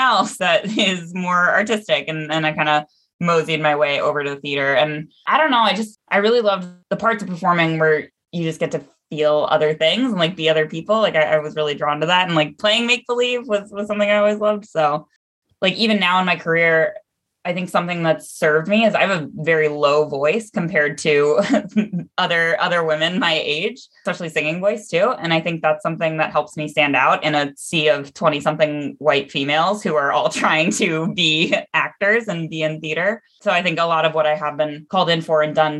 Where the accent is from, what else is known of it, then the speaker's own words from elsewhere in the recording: Seattle, Washington, United States; now in Chicago, United States; I grew up in Seattle